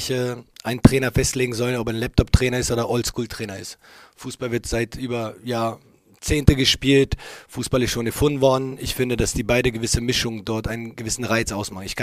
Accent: Berlin, Germany; jeder, der mich kennt, ich bin hier in der Stadt geboren. Äh, diese Stadt, äh, dieser Verein bedeuten natürlich für mich viel mehr als nur Arbeitgeber, habe ich gesagt. Und äh, ich kenne uns Berliner alle.

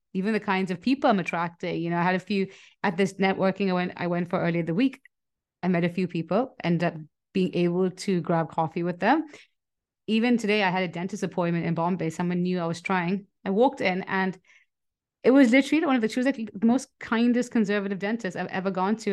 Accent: Nigeria; moved away; I grew up in Nigeria

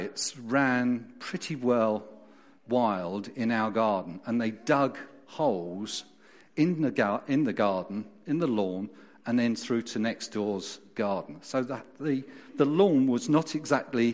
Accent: London, United Kingdom; moved away as an adult; also born or lived in Tunbridge, Kent; now in Derbyshire, United Kingdom; as you can hear from my accent, and those of you know me, I wasn't born and brought up in Derbyshire. I was born in South London

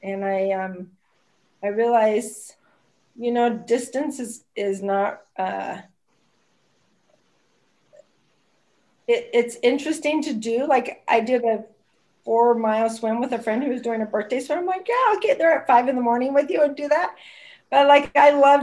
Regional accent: Berkeley, California, United States; born or raised there; moved away as an adult; also born or lived in St. Louis, Missouri; now in Southern Oregon, United States

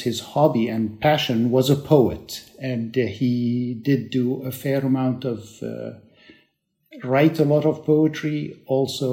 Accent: Alexandria, Alexandria Governorate, Egypt; moved away; also born or lived in Cambridge / Beirut, Lebanon; I'm really an Alexandrian who grew up in Alexandria

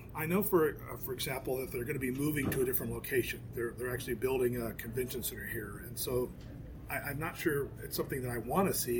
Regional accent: Rio Grande Valley, Texas, United States; moved away; it's my hometown, and I, I, I come back here and I can kind of show off my hometown, my home area

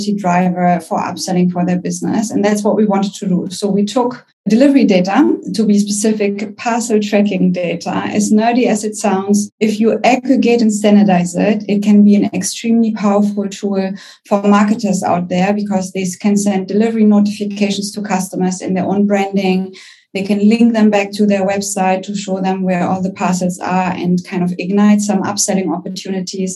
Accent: Germany; accent: German; English is a second language; I'm German. You can probably hear it by my accent

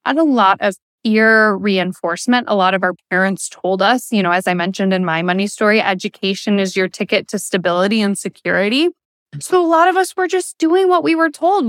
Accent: the Thumb of Michigan, United States; also born or lived in Detroit area, Michigan; we moved from the Detroit area into the rural thumb of Michigan

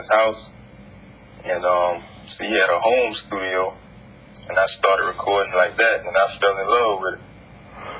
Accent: South Carolina, United States; I'm from South Carolina

